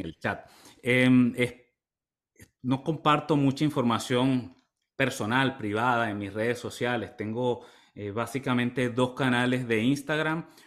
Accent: Maturín, Monagas, Venezuela; moved away as an adult; also born or lived in Ciudad Bolívar, Venezuela; now in United States; yo vengo de un pueblo en el oriente del país, de Maturín. Soy de Maturín, Estado Monaga.

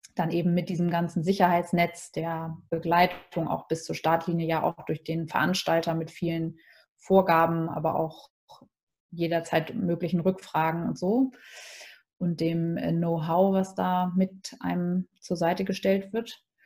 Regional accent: Hamburg, Germany; Ich bin ja Hamburger Dern durch und durch

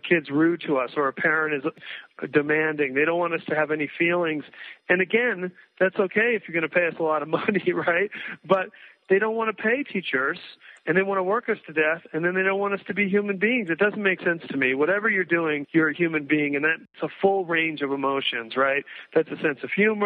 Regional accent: East Coast, United States; moved away as an adult; also born or lived in New York; now in Santa Fe, United States; I grew up in the East Coast

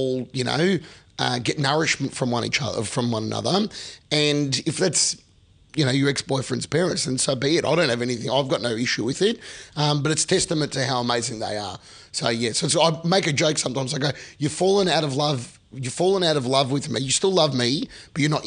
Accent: Melbourne, Victoria, Australia; moved away as an adult; now in Sydney, Australia; my friends I grew up with in Melbourne

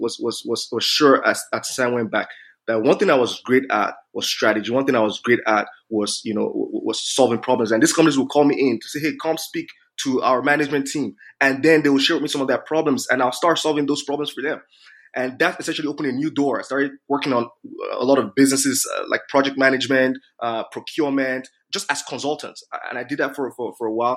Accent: Nigeria; moved away as an adult; now in Canada; I grew up in Nigeria

